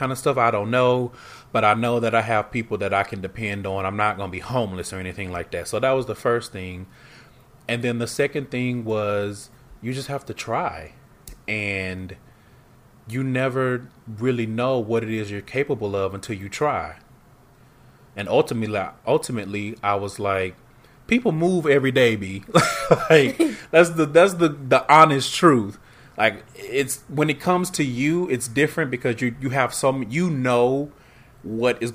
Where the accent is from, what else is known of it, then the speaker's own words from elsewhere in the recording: Houston, Texas, United States; moved away as an adult; now in Seattle, United States; Houston was my hometown and I've never lived anywhere else